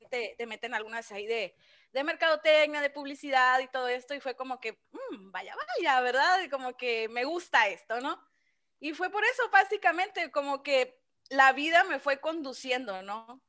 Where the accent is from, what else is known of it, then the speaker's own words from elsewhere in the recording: Ciudad Obregón, Sonora, Mexico; aquí he estado toda mi vida